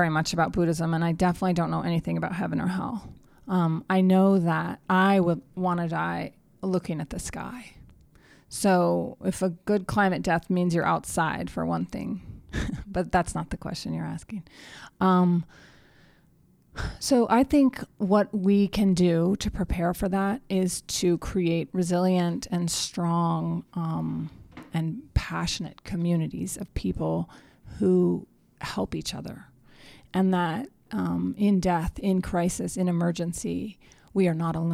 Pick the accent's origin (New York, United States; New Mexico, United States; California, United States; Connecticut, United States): New Mexico, United States; I've witnessed many flash floods in my home state of New Mexico.